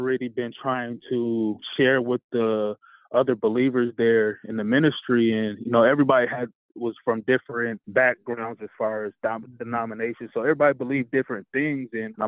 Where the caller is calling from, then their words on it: Jackson, Michigan, United States; Jackson, Michigan.